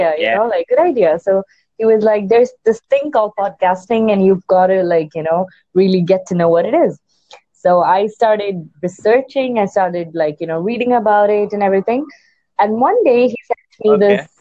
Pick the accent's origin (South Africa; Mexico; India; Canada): India; me being an Indian